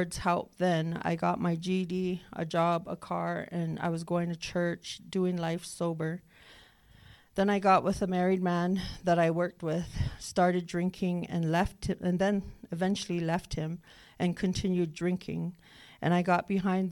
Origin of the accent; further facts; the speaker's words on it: Northern Cheyenne Reservation, Montana, United States; I'm from the Northern Cheyenne Reservation